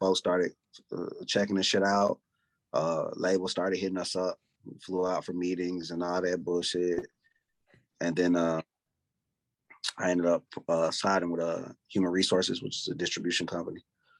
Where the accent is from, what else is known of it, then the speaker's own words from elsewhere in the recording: Decatur, Georgia, United States; Yeah, Decatur. But it's kind of like East Atlanta, the East Side.